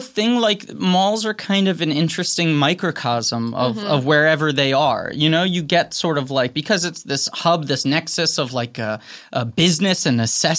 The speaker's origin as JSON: {"language": "English", "town": "New York City", "region": "New York", "country": "United States", "tie": "born or raised there", "said": "I grew up in New York City, so like malls have always been very exotic to me."}